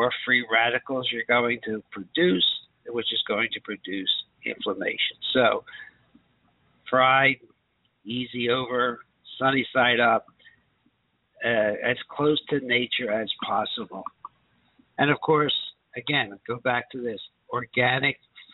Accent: Philadelphia, Pennsylvania, United States; when I was raised in Philadelphia

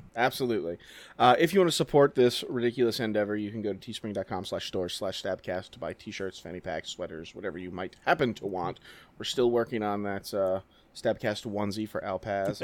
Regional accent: New Orleans, Louisiana, United States; moved away; I'm from New Orleans

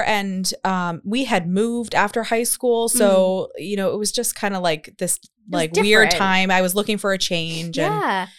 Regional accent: right outside of Philadelphia, Pennsylvania, United States; moved away as an adult; also born or lived in Colorado; I'm from right outside of Philly.

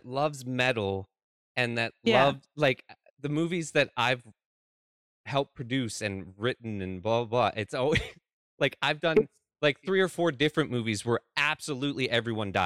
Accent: Canada

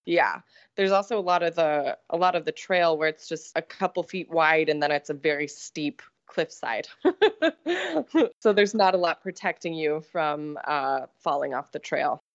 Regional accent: Colorado, United States; I grew up in Colorado

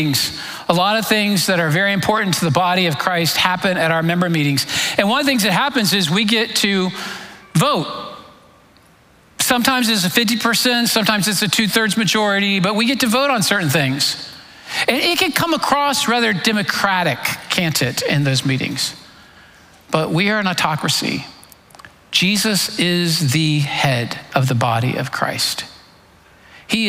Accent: Florida, United States; I grew up in Florida

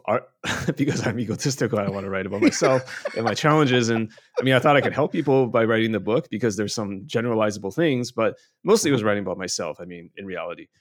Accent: Canada; now in China; I grew up in Canada, uh, now live in mainland China.

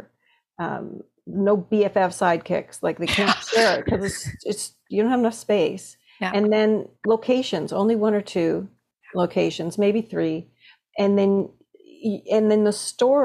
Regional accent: Toronto, Ontario, Canada; growing up in Toronto

